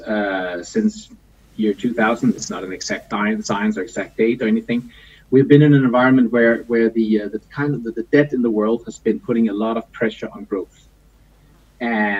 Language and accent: English; Denmark; now in Copenhagen, Denmark; I'm from Copenhagen. I'm always from Denmark, but I've lived in Copenhagen for the last 26 or so years